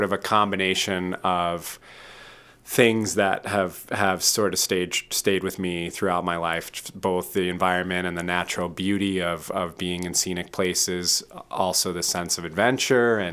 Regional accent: Midwest, United States; moved away as an adult; also born or lived in Boston; now in Portland, United States; I was raised in the Midwest

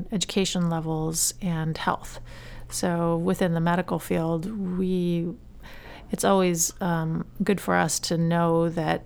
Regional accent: Yarmouth, Maine, United States; I grew up in Yarmouth

